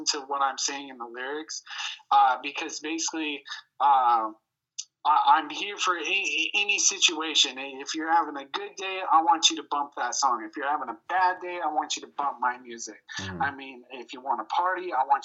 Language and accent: English; Spokane, Washington, United States; I was born and raised right here.